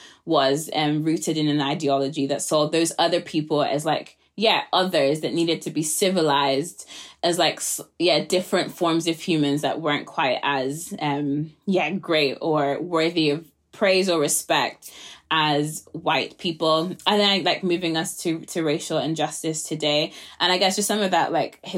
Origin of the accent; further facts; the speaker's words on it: Nigeria; I'm a Nigerian, like the legacy of colonialism is not far away from me